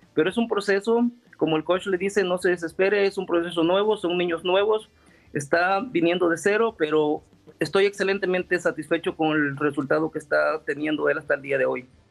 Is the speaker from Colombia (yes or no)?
no; El Salvador; somos de El Salvador